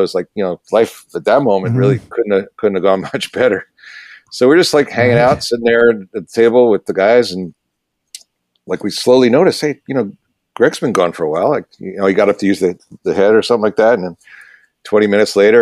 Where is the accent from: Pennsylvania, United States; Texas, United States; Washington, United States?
Pennsylvania, United States; Philadelphia; moved away as an adult; now in Los Angeles, United States; I grew up in Philadelphia.